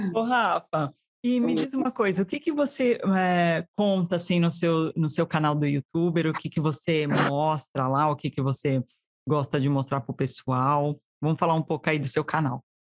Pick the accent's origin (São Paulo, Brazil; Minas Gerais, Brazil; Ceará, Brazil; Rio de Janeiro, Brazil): São Paulo, Brazil; Diadema; also born or lived in São Caetano do Sul; now in United States; Eu nasci em São Caetano, mas fui criada em Diadema